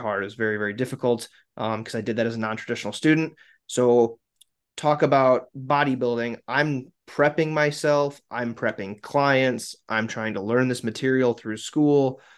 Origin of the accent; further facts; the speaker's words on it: South Dakota, United States; I'm from South Dakota.